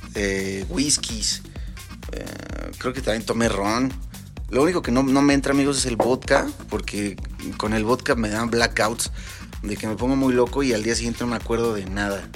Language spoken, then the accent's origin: Spanish; Mexico; como mexicanos que somos